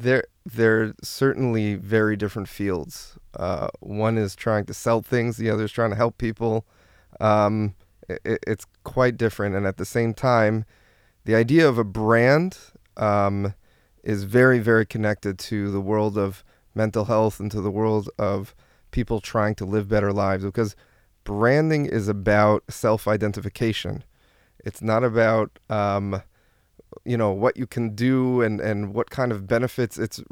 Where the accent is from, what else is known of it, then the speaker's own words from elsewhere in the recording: New Jersey, United States; moved away as an adult; now in Israel; I'm originally from New Jersey, and I made an aliyah to Israel around almost 10 years to the day, and I've been here for 11 years, and I'm here with my wife and five kids.